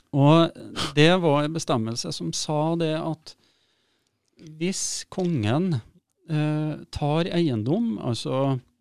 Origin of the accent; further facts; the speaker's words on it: Steinkjer, Trøndelag, Norway; moved away; also born or lived in Oslo; der jeg kommer ifra, mm. eh, som er litt på, ut på bygda utafor en by som heter Steinkjer